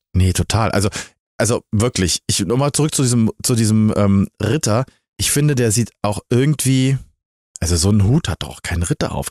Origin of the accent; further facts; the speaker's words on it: Magdeburg, Saxony-Anhalt, Germany; meiner Heimatstadt Magdeburg